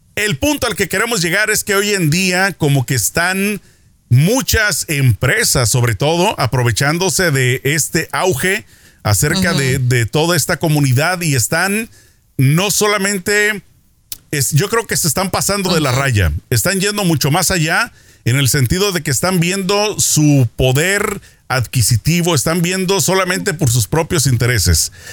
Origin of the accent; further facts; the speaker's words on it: Mexico; now in Los Angeles, United States; mi niñez en México